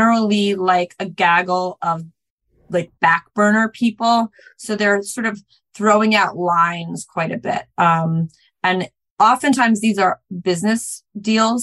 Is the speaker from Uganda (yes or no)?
no; New York, United States; I grew up in New York